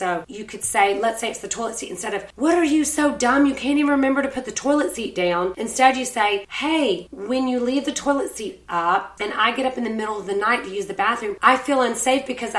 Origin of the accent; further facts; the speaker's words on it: Savannah, Georgia, United States; my hometown peeps in Savannah.